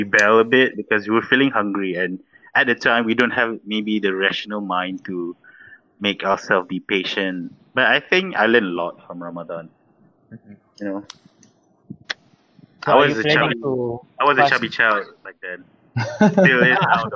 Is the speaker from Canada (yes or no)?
no; Malaysia; as a Malaysian, maybe I have a different childhood